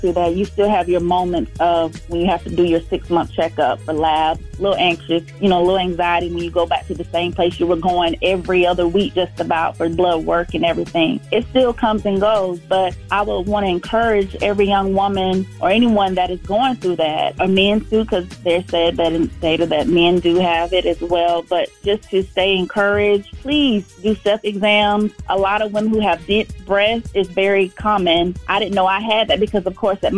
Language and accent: English; Valdosta, Georgia, United States; I'm from Valdosta, Georgia